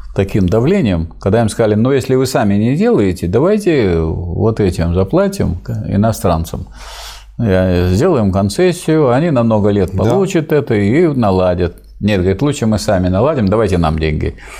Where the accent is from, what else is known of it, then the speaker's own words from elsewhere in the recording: Staroklinskoye village, Pervomaysky District, Tambov Oblast, Russia; в селе Староклинском Первомайского района Тамбовской области, откуда я родом